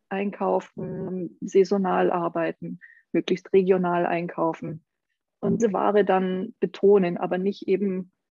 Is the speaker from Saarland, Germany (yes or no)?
yes; Saarland, Germany; Ich bin zum Beispiel gebürtige Saarländerin